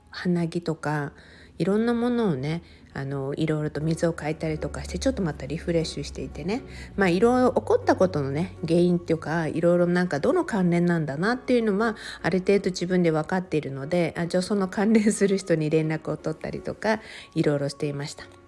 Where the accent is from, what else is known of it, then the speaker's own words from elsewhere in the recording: Okinawa, Japan; 私沖縄生まれで沖縄育ちなので